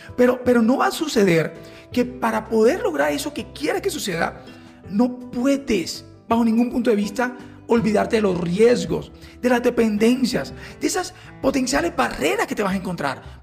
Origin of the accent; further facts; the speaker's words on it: Colombia; como colombianos